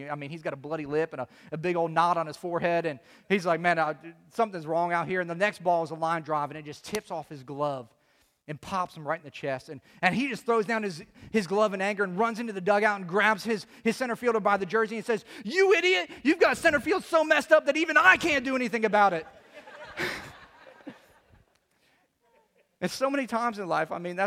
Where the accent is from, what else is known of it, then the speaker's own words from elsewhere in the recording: Chicago, Illinois, United States; I'm from Chicago.